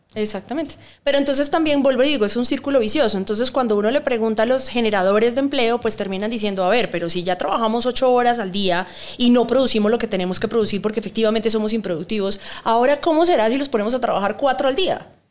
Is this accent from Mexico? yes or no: no; Bucaramanga, Santander, Colombia; moved away as an adult; now in Bogotá, Colombia; yo soy santanderiana de Bucaramanga